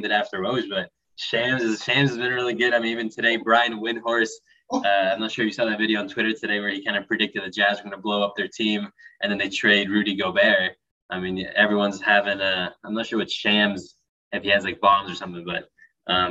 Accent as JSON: {"language": "English", "area": "Orange County", "region": "California", "country": "United States", "tie": "born or raised there", "said": "growing up in Orange County, California"}